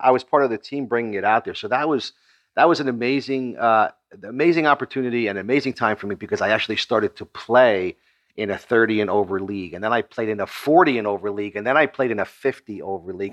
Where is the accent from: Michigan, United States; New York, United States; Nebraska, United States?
New York, United States; Long Island; I was born in Long Island, New York